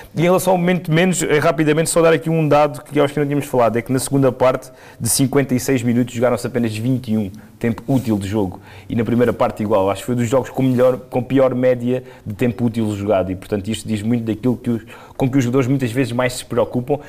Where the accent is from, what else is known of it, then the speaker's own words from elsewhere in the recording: Portugal; E obviamente nós somos portugueses, somos latinos